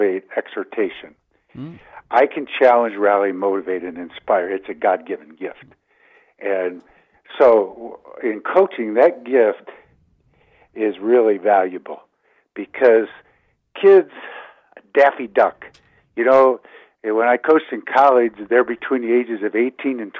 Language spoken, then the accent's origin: English; Detroit, Michigan, United States; moved away; also born or lived in Columbia, Missouri / Ann Arbor, Michigan / Colorado; I grew up in the Detroit area